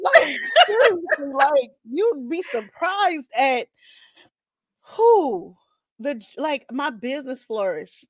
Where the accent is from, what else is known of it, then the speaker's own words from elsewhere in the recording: South Carolina, United States; I'm from South Carolina